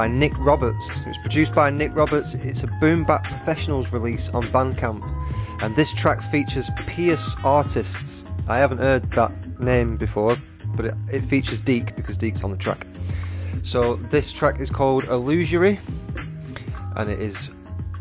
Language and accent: English; England, United Kingdom; I'm English